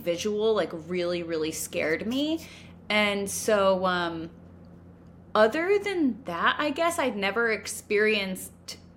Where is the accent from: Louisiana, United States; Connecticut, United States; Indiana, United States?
Connecticut, United States; moved away; also born or lived in New York; we're from Connecticut